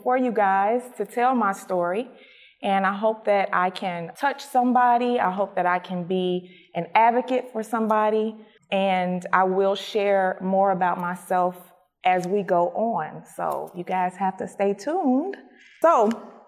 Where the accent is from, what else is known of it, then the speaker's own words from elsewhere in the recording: Chicago, Illinois, United States; I was born and raised in Chicago. I spent my childhood on the west side of Chicago and my adolescence in the south suburbs of Chicago